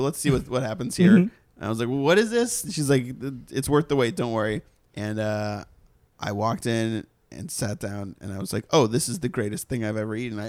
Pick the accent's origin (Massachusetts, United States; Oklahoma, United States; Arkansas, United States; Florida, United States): Massachusetts, United States; Boston; Just coming from Boston, there's good food in Boston. I'm from Boston.